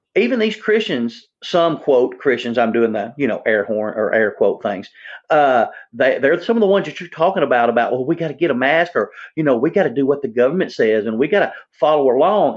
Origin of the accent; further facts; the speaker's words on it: Jonesboro, United States; now in Tennessee, United States; in Jonesboro, that got blown away in my hometown